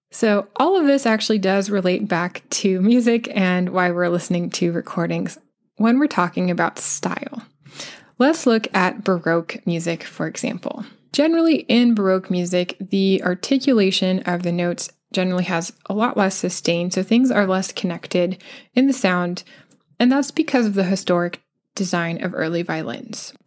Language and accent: English; United States; accent: American; that's the accent that I have